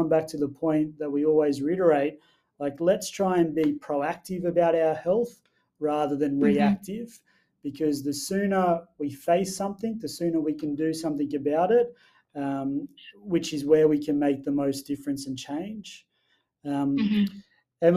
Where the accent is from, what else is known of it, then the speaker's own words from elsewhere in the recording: Wilcannia, New South Wales, Australia; I grew up in Wilcannia, which some people know is out near Broken Hill, and all my family live out in rural regional areas